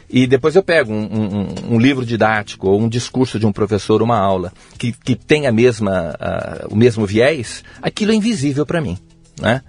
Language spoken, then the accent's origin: Portuguese; Mogi das Cruzes, São Paulo, Brazil; now in Brasília, Brazil; Eu sou de Mogi das Cruzes, São Paulo